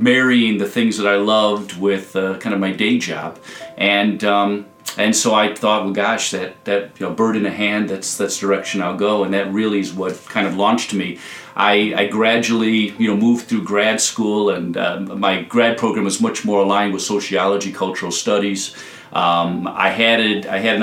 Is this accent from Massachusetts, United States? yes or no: no; Hoffman Estates, Illinois, United States; also born or lived in Iowa City; I'm from Hoffman Estates